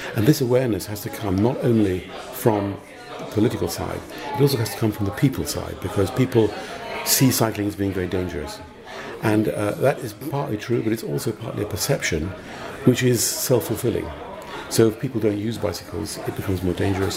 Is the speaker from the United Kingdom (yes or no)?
yes; United Kingdom; moved away as an adult; now in Malta; I'm British, but I've been living in Malta for 25 years.